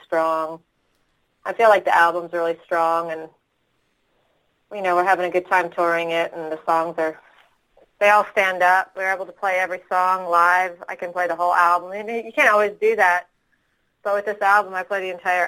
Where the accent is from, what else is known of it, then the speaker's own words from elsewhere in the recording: Ottawa, Ontario, Canada; moved away as an adult; also born or lived in Austin, Texas; I am from Ottawa. I went out to Texas when I was 21.